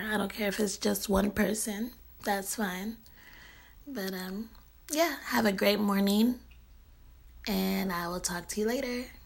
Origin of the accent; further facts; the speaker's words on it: Bay Area, California, United States; I'm from the Bay Area